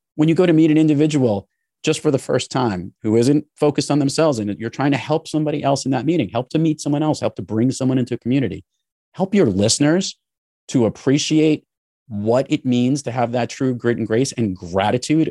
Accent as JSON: {"language": "English", "town": "New York City", "region": "New York", "country": "United States", "tie": "born or raised there", "said": "I grew up in New York City and in the New York area my entire life"}